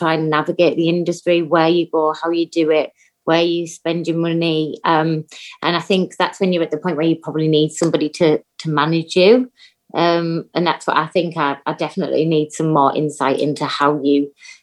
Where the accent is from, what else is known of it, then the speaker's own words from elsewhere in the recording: Teesside, North East England, United Kingdom; moved away; my hometown at BBC Tees